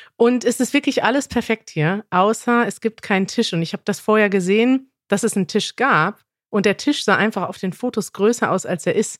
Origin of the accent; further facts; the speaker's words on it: Germany; ich komme aus Deutschland